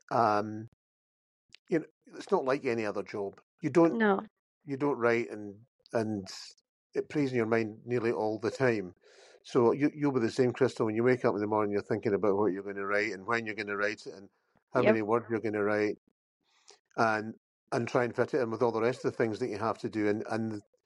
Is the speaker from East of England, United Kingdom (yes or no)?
no; Campbeltown, Scotland, United Kingdom; I grew up by the sea as well. And in Campbelltown